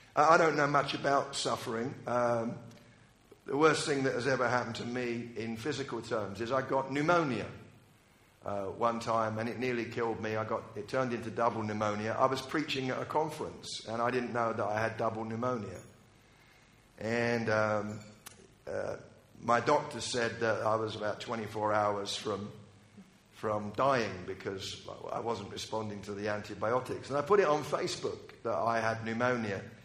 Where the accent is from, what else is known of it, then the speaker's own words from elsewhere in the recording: United Kingdom; I'm British